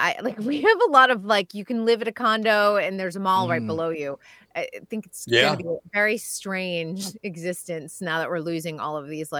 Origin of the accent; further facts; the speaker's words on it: Massachusetts, United States; now in Los Angeles, United States; when I grew up in Massachusetts